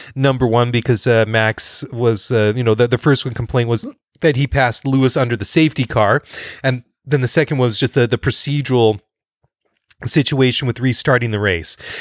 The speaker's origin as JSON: {"language": "English", "town": "Maple Ridge", "region": "British Columbia", "country": "Canada", "tie": "born or raised there", "said": "Maple Ridge, B C, which is my hometown."}